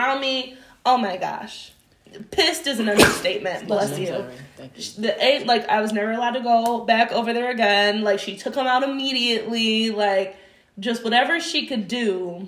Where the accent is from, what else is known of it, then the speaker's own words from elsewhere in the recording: Warren, United States; I grew up in Warren, and this is early 2000s, so it's 95% white middle class.